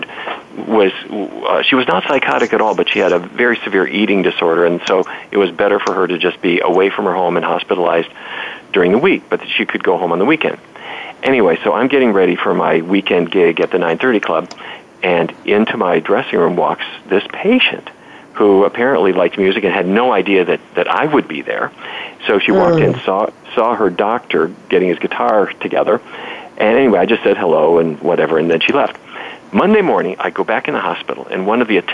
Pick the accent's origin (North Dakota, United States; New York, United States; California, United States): North Dakota, United States; Fargo; I grew up in Fargo, North Dakota